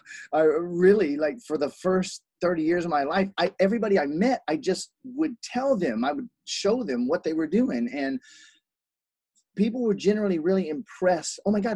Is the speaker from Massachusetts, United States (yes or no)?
no; South Carolina, United States; also born or lived in Columbus, Ohio; now in Hawaii, United States; But I was born in Columbus, Ohio. I lived in South Carolina most of my life, and I traveled almost nonstop. So I have 42 different accents. And now I've been in Hawaii now for 9 years.